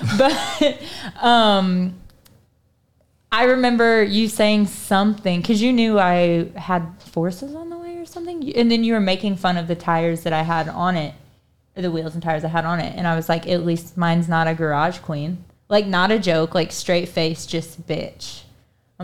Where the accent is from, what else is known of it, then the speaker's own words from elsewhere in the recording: Potosi, United States; my parents don't live too far from Potosi, which is my hometown